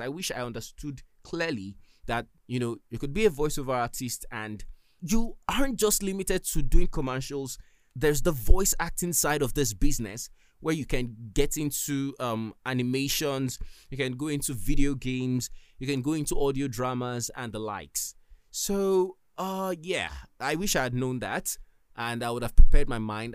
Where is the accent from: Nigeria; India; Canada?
Nigeria; I'm from Nigeria